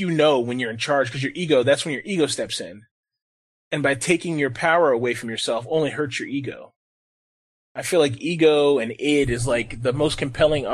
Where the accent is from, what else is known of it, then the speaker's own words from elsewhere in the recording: United States; I love being American